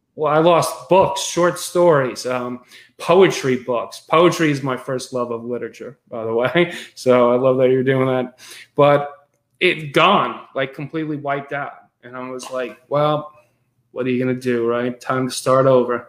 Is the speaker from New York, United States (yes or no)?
yes; Westchester County, New York, United States; so i grew up in westchester county new york hudson valley region